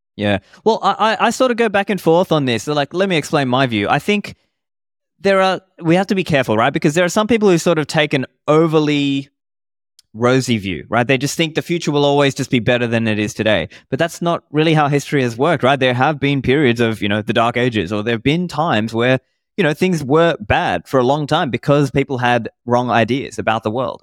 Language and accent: English; Sydney, New South Wales, Australia; also born or lived in Sri Lanka; I grew up in Sydney in Australia